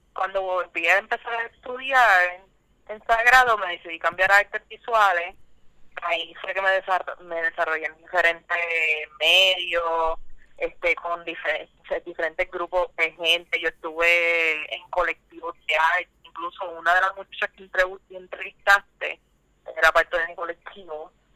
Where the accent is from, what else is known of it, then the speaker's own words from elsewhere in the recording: Guaynabo, Puerto Rico; soy de Guainabo o, originalmente he vivido ahí toda mi vida